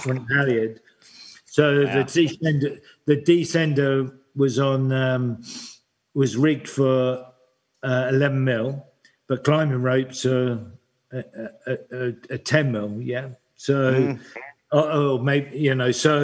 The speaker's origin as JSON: {"language": "English", "country": "United Kingdom", "said": "being British"}